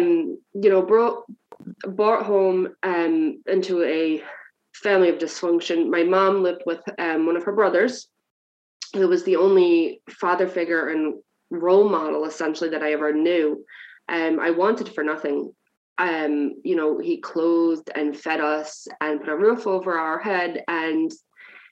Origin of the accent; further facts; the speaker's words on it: New Jersey, United States; moved away as an adult; now in Ireland; I'm originally from New Jersey, so I'm a few steps away from home at this point, and I'm here 11 years